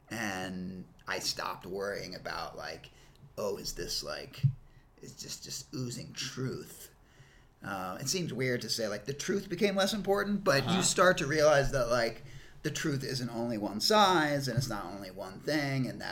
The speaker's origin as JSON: {"language": "English", "region": "New York", "country": "United States", "tie": "born or raised there", "said": "I grew up in New York"}